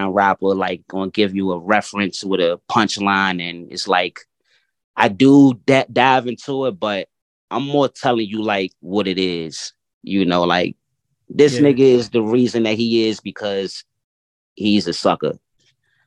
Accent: Washington, District of Columbia, United States; I'm very much born and raised in Washington, D.C.

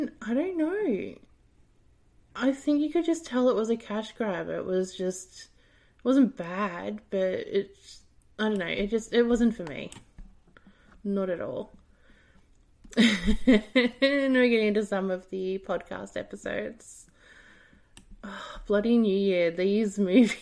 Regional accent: Australia; I'm from Australia

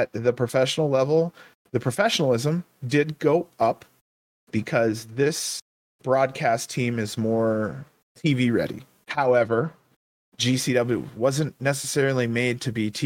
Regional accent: Ohio, United States; I'm from Ohio

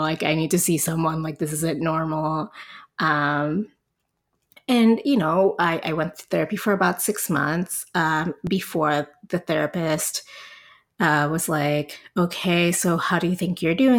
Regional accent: Puerto Rico; moved away as an adult; also born or lived in El Paso, Texas; now in San Antonio, United States; I'm originally from Puerto Rico. I grew up, i, you know, in Puerto Rico up to when I was twenty-four

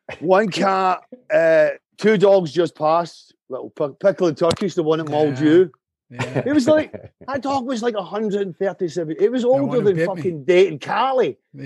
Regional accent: Canada; I live in the woods, man. I'm Canadian.

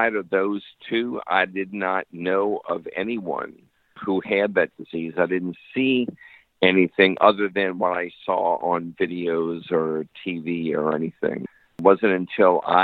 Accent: New Orleans, Louisiana, United States; moved away as an adult; now in Pensacola, United States; I actually grew up in New Orleans.

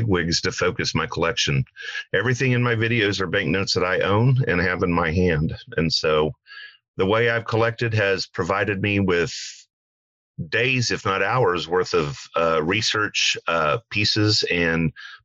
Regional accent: Oklahoma, United States; I am from Oklahoma

